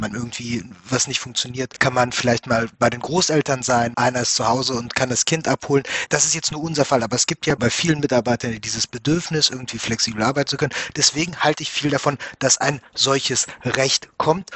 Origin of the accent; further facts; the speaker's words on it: Germany; bei uns in Deutschland